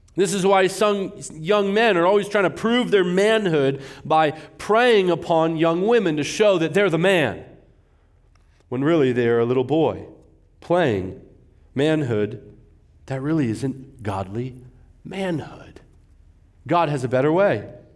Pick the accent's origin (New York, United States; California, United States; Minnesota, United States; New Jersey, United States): California, United States; moved away as an adult; now in Arizona, United States; I'm a California guy.